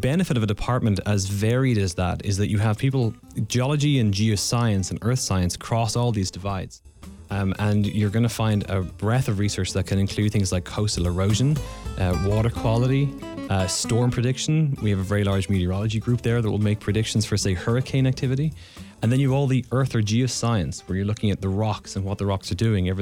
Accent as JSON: {"language": "English", "country": "Ireland", "moved": "yes", "lives_now": "North Carolina, United States", "said": "I'm Irish, and in Ireland, we don't do geology in secondary school"}